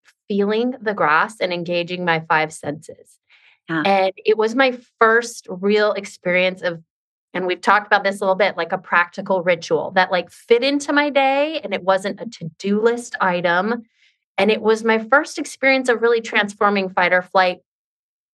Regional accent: Seattle, Washington, United States; moved away as an adult; now in North Carolina, United States; And I'm originally from Seattle. I live now on a little surfer beach town in North Carolina

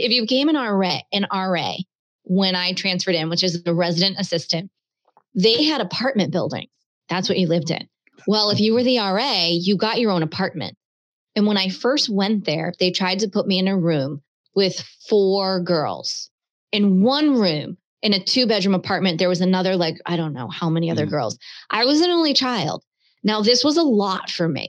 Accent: Baltimore, Maryland, United States; moved away; also born or lived in Cape Cod, Massachusetts / Bristol, Rhode Island; I grew up in Baltimore.

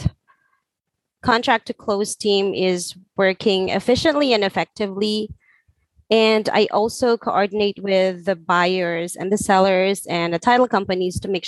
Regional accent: Philippines; I'm from Philippines

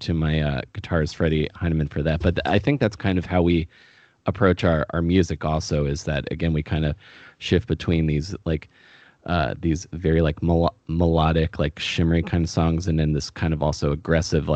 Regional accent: Maryland, United States; I grew up in Maryland

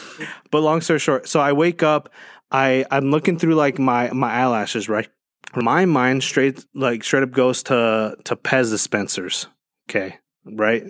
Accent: Medellín, Antioquia, Colombia; moved away; I'm from Colombia, right? Right, and, like, from the ru, from the, from the streets of Medellin

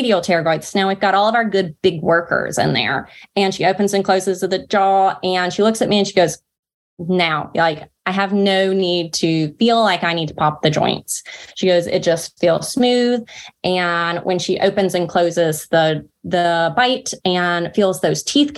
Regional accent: North Carolina, United States; accent: Southern drawl; I'm Southern and from North Carolina

